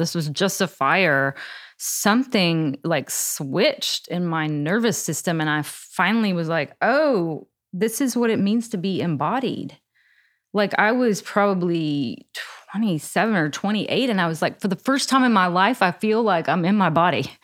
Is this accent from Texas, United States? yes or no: yes; Texas, United States; I grew up in Texas.